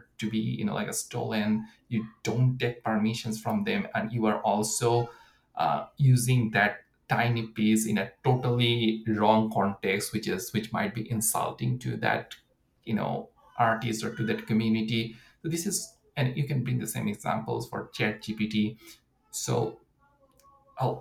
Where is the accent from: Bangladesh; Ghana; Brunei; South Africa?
Bangladesh; moved away as an adult; also born or lived in United States; now in Canada; I'm coming from Bangladesh. So my education was in US.